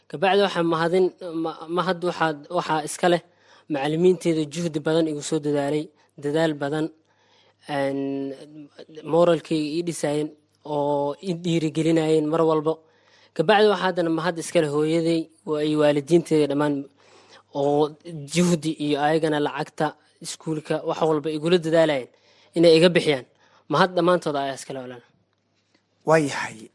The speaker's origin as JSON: {"language": "Somali", "town": "Mogadishu", "region": "Banaadir", "country": "Somalia", "moved": "yes", "said": "iskuulkan ka hore waxaan ka imaaday muqdisho soomaaliya ka imaaday marka soomaali waxaan ka imaaday two o oh nine"}